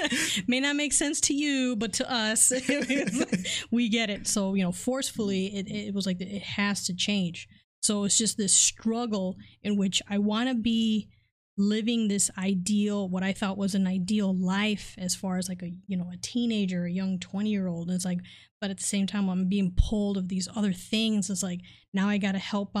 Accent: Detroit, Michigan, United States; also born or lived in Chicago, Illinois; I was born over in Chicago, but basically I was Detroit raised

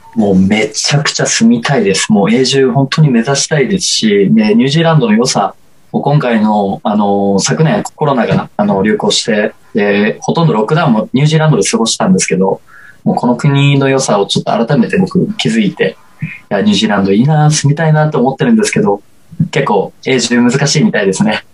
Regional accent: Osaka, Japan; moved away as an adult; now in Tokyo, Japan; 大阪の、あの、倉田プロモーションさんっていうところ入所して、で、高校通いながら

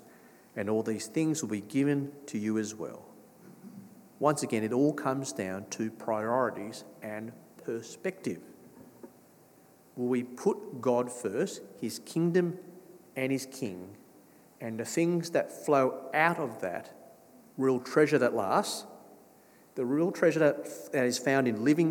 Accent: Australia; I grew up in Australia.

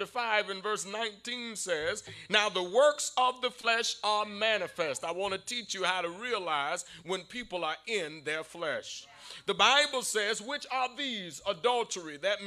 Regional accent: Savannah, Georgia, United States; growing up in Savannah

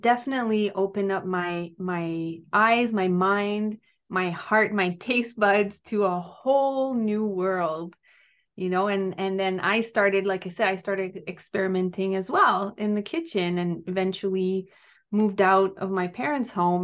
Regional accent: Gatineau, Quebec, Canada; now in Ottawa, Canada; I grew up in Gatineau, um, in, which is in Quebec, so I'm French Canadian

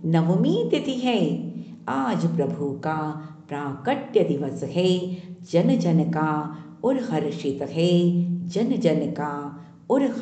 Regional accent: Delhi, India; दिल्ली से हूँ

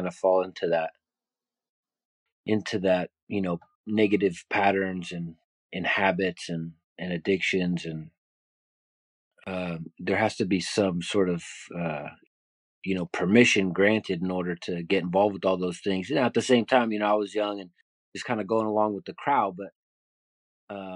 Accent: Bay Area, California, United States; So I grew up in the Bay Area, was a graffiti artist

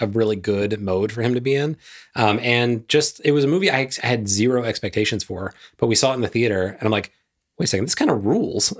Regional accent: the South, United States; I grew up in the South

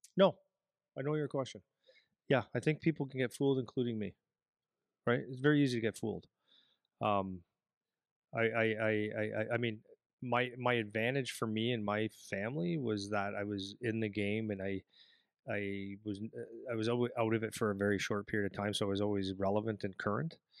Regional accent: Sudbury, Ontario, Canada; moved away as an adult; now in Windsor, Canada; I come from Sudbury, Ontario.

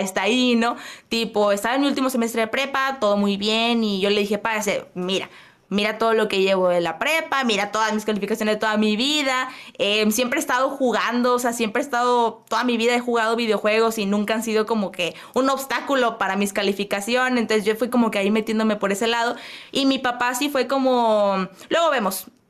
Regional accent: Monterrey, Nuevo León, Mexico; soy de Monterrey, Nuevo León, México

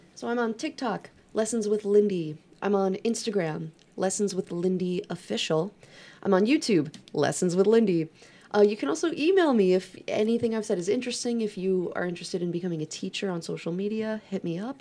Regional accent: New York, United States; moved away; I'm from New York. We don't say that here

